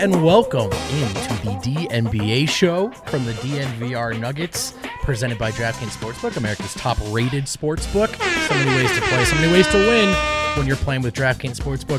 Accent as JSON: {"language": "English", "region": "New Jersey", "country": "United States", "said": "I'm from New Jersey."}